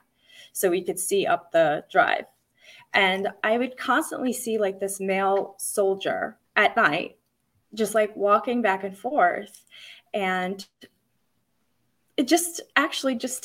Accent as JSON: {"language": "English", "area": "Long Island", "region": "New York", "country": "United States", "said": "I am from Long Island."}